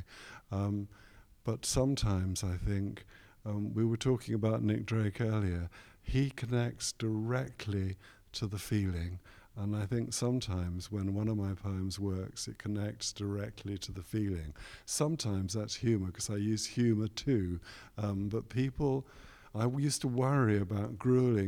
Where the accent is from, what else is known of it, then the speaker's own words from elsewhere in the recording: London, United Kingdom; now in Leeds, United Kingdom; when I was a young boy growing up in West London